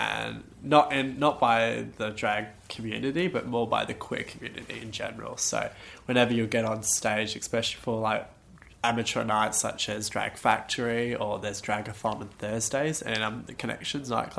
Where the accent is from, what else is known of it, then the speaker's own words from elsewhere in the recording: Perth, Western Australia, Australia; growing up in Perth